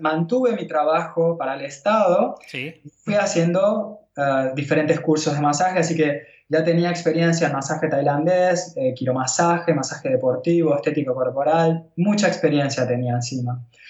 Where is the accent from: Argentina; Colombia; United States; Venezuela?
Argentina; Buenos Aires; moved away as an adult; also born or lived in India; now in Catalonia, Spain; podría haber vuelto a, Buenos Aires, pero yo sabía que el último lugar donde yo quería estar era donde yo nací